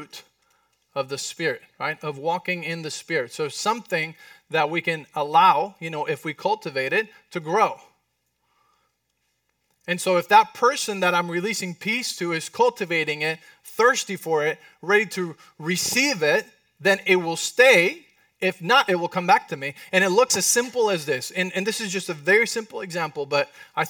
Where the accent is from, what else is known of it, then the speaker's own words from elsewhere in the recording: Mexico; accent: Mexican; It was not my Mexican accent.